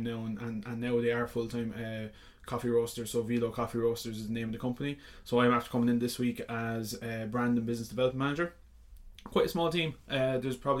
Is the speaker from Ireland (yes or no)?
yes; Wexford, Leinster, Ireland; my hometown in Wexford